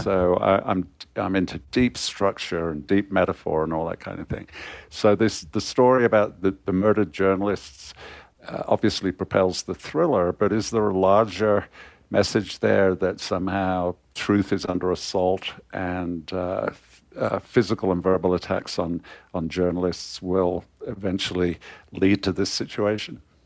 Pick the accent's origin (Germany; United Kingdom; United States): United Kingdom; Coventry, West Midlands; I was born in Coventry, uh, in the, in the nineteen fifties.